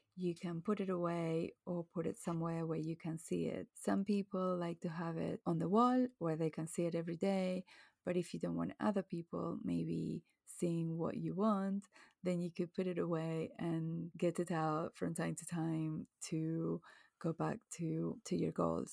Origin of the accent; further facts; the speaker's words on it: Venezuela; now in England, United Kingdom; I grew up in Venezuela, blue skies all year round